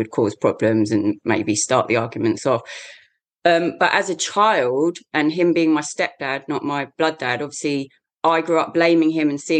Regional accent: the shires of England, United Kingdom; in England, born and bred in the shires of England.

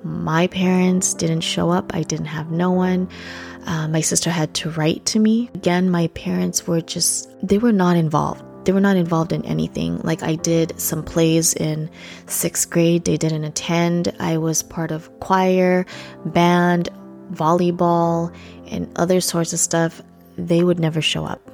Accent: Philippines; English is a second language; moved away; I was born and raised in the Philippines.

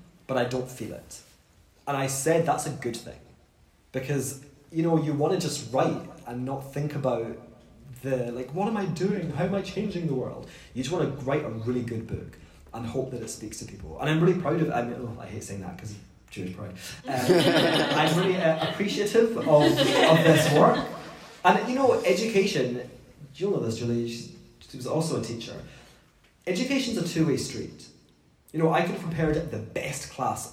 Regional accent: Scotland, United Kingdom; when we grew up in Scotland, we ate pomegranate

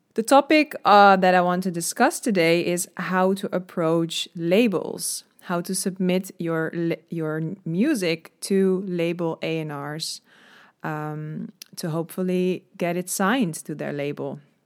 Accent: Netherlands; I'm from the Netherlands

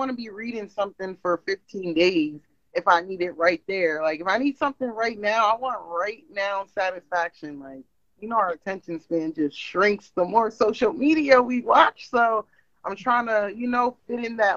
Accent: Pennsylvania, United States; I'm from Pennsylvania.

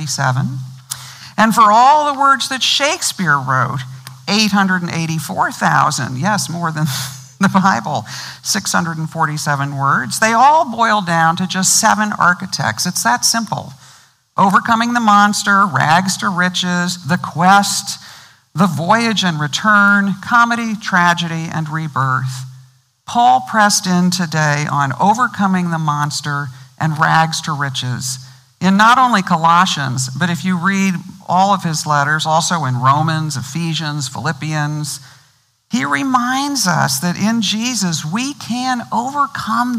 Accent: Missouri, United States; I grew up in Missouri.

